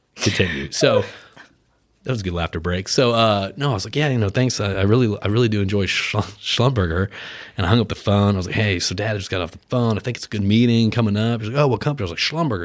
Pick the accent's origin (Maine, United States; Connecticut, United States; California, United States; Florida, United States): Connecticut, United States; Westport; also born or lived in Houston, Texas; I was born in Houston, I grew up in Connecticut. I moved there when I was eight years old.